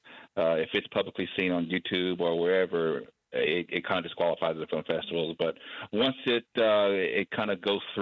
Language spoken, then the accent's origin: English; Oklahoma, United States; also born or lived in Standing Pine, Mississippi; So I'm from Oklahoma, and I'm here in Mississippi right now